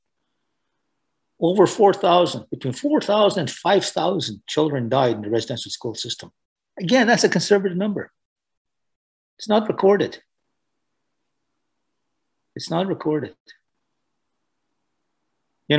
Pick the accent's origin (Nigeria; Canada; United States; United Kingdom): Canada; I'm Anishinaabe